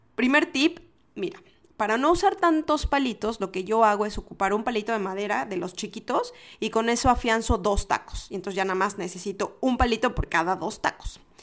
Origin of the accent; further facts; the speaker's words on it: Mexico; En mi, en mi país les decimos a los fresas